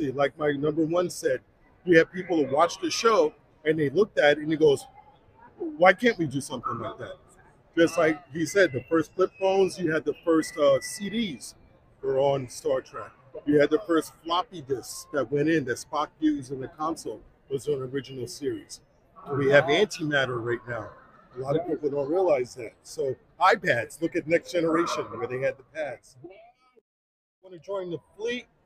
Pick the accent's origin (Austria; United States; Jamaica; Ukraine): United States; Salt Lake City, Utah; I'm from, I'm from Salt Lake City originally.